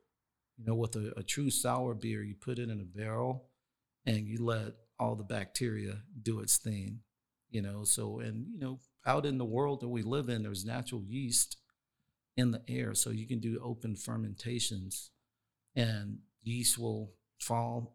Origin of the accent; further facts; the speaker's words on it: North Carolina, United States; now in Sacramento, United States; So I'm from North Carolina. That's where I grew up.